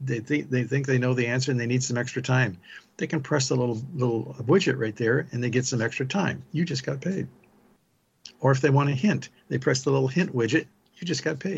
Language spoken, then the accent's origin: English; South Bend, Indiana, United States; I grew up in South Bend, Indiana